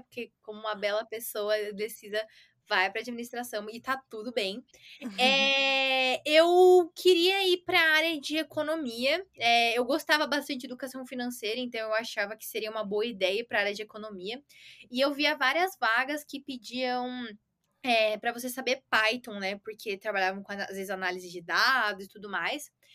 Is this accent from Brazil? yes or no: yes; Santo André, São Paulo, Brazil; eu sou de São Paulo, nasci em Santo André, mas é praticamente a mesma coisa por aqui